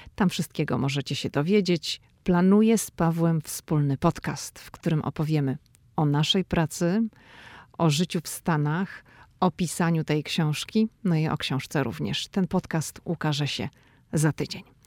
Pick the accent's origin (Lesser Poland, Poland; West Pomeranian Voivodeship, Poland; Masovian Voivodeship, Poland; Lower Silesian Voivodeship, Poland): West Pomeranian Voivodeship, Poland; Szczecin; moved away as an adult; now in Washington, D.C., United States; dziewczyna ze Szczecina, która wylądowała w Waszyngtonie